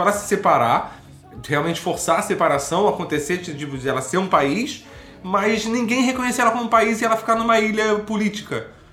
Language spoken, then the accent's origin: Portuguese; Brazil; nós somos brasileiros